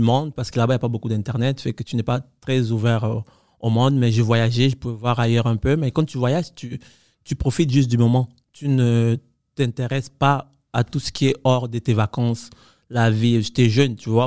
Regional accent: Cuba; also born or lived in Quebec; now in Canada; moi, j'ai grandi à Cuba

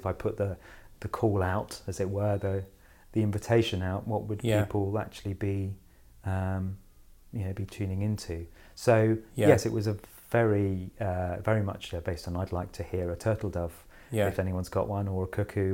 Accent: Kent, South East England, United Kingdom; I grew up in Kent in a small village

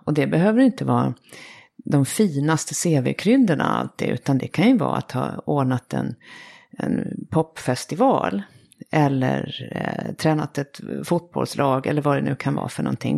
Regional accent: Sweden; som svensk

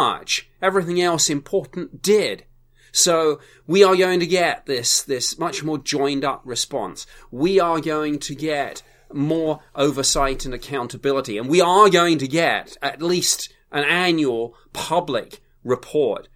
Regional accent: United Kingdom; I'm a Brit.

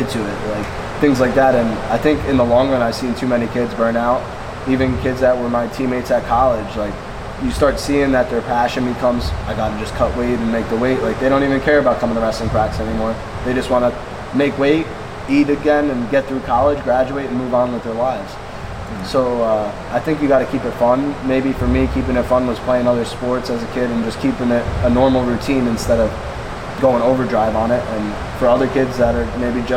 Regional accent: South Plainfield, New Jersey, United States; growing up in South Plainfield

